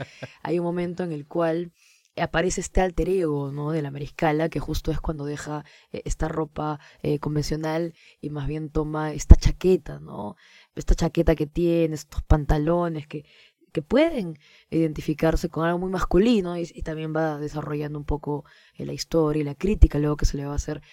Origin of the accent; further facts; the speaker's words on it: Peru; lo que nos define también como peruanos, que son los géneros que escuchamos los peruanos